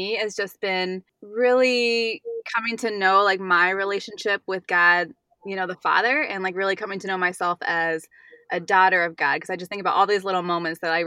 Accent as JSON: {"language": "English", "region": "Northern Virginia", "country": "United States", "tie": "born or raised there", "moved": "as an adult", "lives_now": "Buffalo Grove, United States", "said": "I grew up in Virginia, in Northern Virginia, and that's where I met my husband, Matt."}